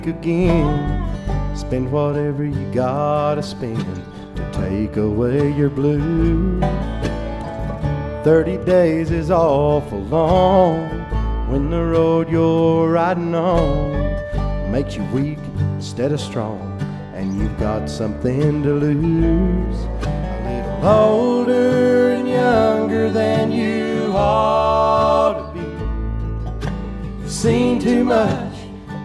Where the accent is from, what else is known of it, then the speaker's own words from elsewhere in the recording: Western North Carolina, United States; We're from Western North Carolina